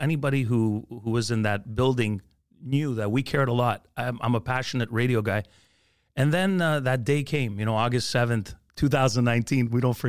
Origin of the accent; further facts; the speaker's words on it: Montreal, Quebec, Canada; You know, I grew up in the East End, Rosemont, near the Olympic Stadium, moved to Montreal North, had to work on getting rid of my accent if I really wanted to be taken seriously at the time in radio.